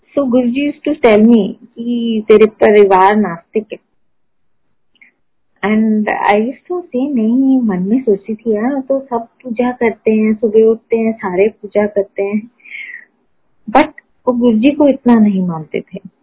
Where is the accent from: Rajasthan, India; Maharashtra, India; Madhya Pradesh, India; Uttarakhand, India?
Maharashtra, India; Pune; moved away as an adult; now in Delhi, India; I was born in Poona मैंने schooling वहां की मैंने कॉलेज वहां की